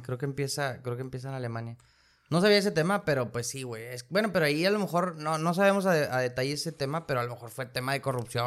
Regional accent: Mexico; nosotros que somos de México

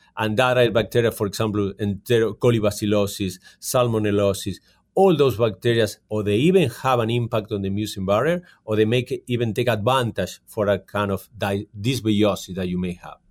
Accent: Argentina; moved away as an adult; also born or lived in California, United States; now in Calgary, Canada; I'm from Argentina, and I did my studies in California

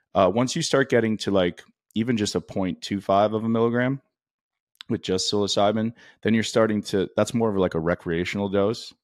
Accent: Canada; I grew up in Canada

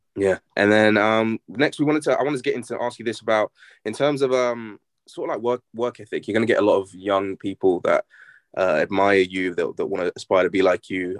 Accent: England, United Kingdom; also born or lived in Lafayette, Louisiana, United States; I was born in England, so I'm English. But I moved to the States when I was like one years old. So I lived there until I was about eight, nine years old. I grew up in Lafayette, Louisiana.

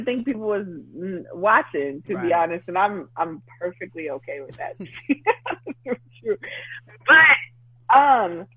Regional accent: New York City, New York, United States; born and raised in Brooklyn, New York, born in East Flatbush, actually born in Bushwick, raised in East Flatbush, then East New York, and now Crown Heights.

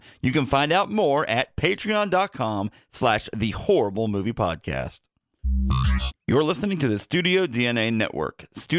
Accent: Mountain View, Missouri, United States; my hometown of Mountain View, Missouri

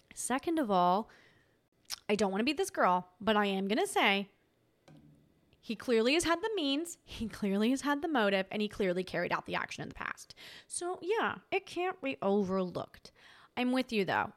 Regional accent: Tasmania, Australia; I'm from Tasmania. And Tasmanians are very Tasmanians are very nice

